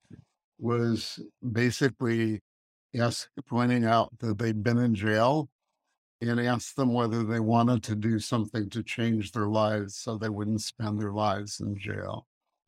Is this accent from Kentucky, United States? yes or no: no; Chicago, Illinois, United States; also born or lived in Colorado Springs, Colorado; I grew up in Chicago.